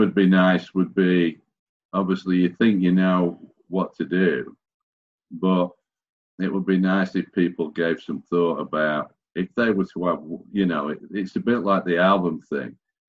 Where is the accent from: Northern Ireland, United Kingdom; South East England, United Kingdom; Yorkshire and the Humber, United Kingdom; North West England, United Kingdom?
Yorkshire and the Humber, United Kingdom; Sheffield; So I'm from Sheffield